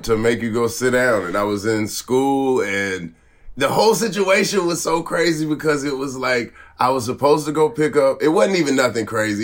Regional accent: the South, United States; I'm from the South

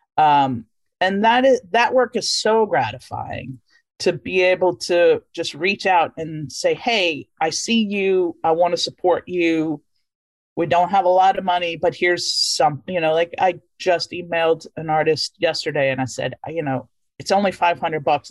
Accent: Louisiana, United States; moved away; I grew up in Louisiana, but I knew I was not of that place. I was from there, but not of there

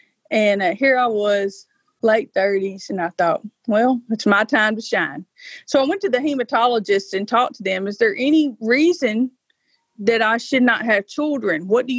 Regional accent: South Fulton, Tennessee, United States; I live on the right. And that is in South Fulton, Tennessee. So I've always lived in Obion County, Tennessee my entire life.

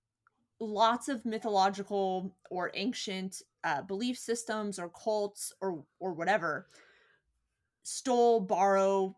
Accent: California, United States; Born and bred in California

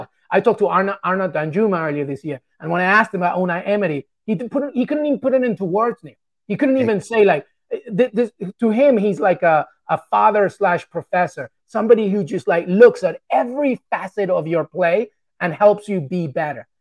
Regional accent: England, United Kingdom; also born or lived in Peru; growing up in England. I love England so much, it's a part of me

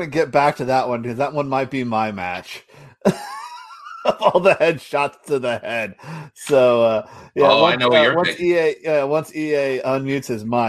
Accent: Nevada, United States; growing up in Nevada and not having cable or anything

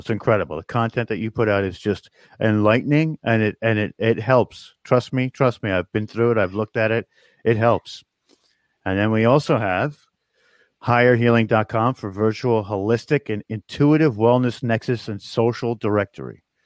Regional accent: New York, United States; we're from New York

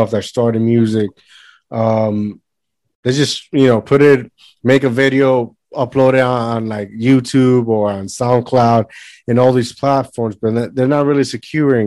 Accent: Puerto Rico; I grew up in Puerto Rico

